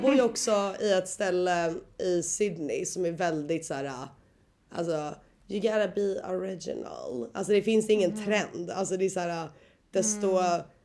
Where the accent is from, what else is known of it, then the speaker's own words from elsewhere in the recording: Sweden; moved away as an adult; now in Australia; jag har ju inte varit hemma i Sverige nu på, vad är det, ja två år